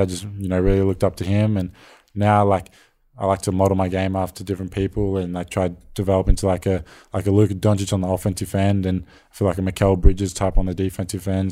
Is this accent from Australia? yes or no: yes; Australia; being an Australian role model